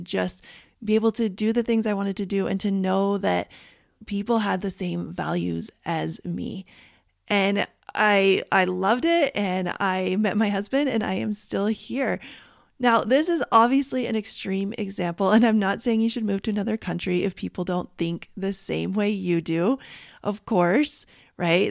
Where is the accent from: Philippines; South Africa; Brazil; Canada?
Canada; moved away as an adult; now in United States; where I grew up in Canada